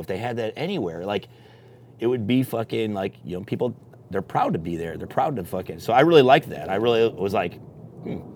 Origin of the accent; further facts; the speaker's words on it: Elgin, Illinois, United States; moved away as an adult; now in Las Vegas, United States; I'm from Illinois, Elgin, Illinois, and uh, I moved to Vegas in 07